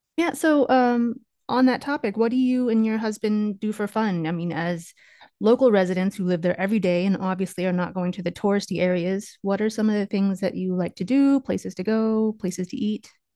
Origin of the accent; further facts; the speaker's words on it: Kansas, United States; We are originally from Kansas